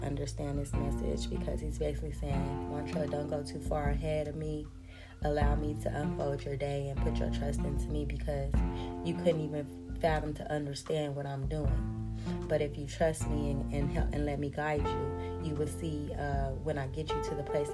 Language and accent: English; United States; I'm an American